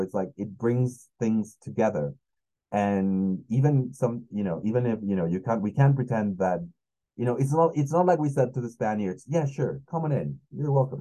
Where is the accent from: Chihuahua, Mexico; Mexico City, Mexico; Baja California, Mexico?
Mexico City, Mexico; English is a second language; I'm from Mexico